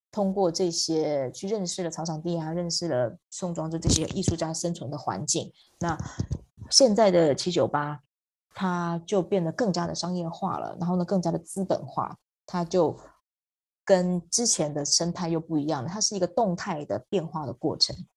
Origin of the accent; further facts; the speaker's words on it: Taiwan; moved away as an adult; also born or lived in Hangzhou / Beijing / New York / Hong Kong; 因为我在台湾算是骨架大的 的人呢，就是我的身高大概一米，一百六十几公分，在台湾算是比较高的女生